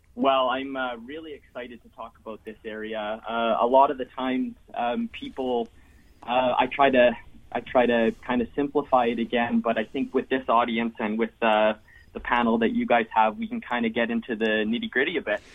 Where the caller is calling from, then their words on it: Ottawa, Ontario, Canada; I'm uh, calling from Ottawa, Ontario, up in Canada